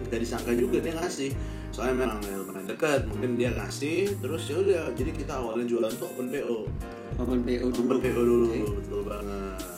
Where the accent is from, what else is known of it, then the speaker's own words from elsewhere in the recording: East Nusa Tenggara, Indonesia; karena saya sendiri pas kecil itu uh, hidupnya di NTT dulu